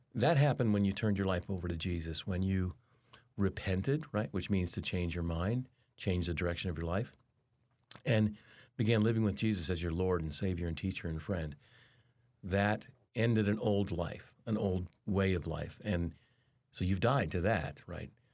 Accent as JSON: {"language": "English", "town": "Denver", "region": "Colorado", "country": "United States", "tie": "born or raised there", "said": "I grew up in Denver."}